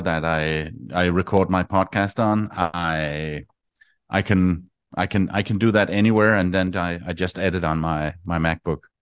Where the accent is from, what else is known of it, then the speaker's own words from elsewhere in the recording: Denmark; moved away as an adult; I am from Denmark